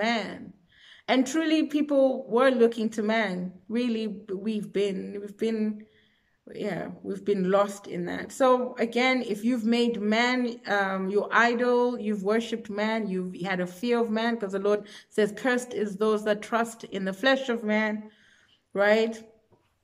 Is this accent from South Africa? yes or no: yes; South Africa; I'm from South Africa